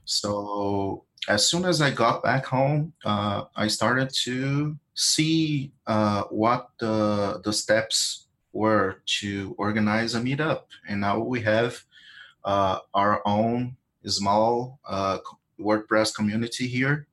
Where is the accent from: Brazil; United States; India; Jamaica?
Brazil; I'm from Brazil